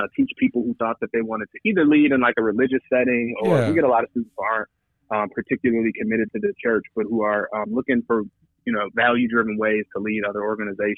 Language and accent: English; Evanston, Illinois, United States; moved away as an adult; also born or lived in Holland, Michigan / New York City / Denver, Colorado; I grew up in Evanston, Illinois, which is a northern suburb of Chicago. Was there from 0 to 18